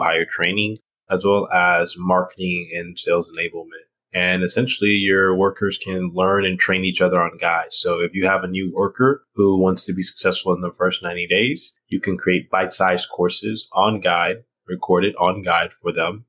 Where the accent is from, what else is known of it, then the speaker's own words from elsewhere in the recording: Houston, Texas, United States; also born or lived in Nigeria; grew up in Texas as a Southerner